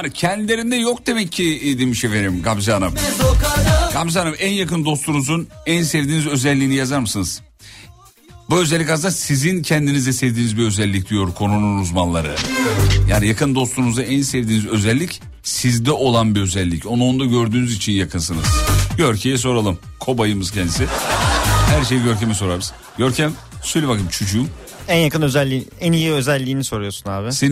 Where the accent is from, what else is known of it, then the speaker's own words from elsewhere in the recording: Amasya, Turkey; Valla bir Amasyalı olarak söylüyorum.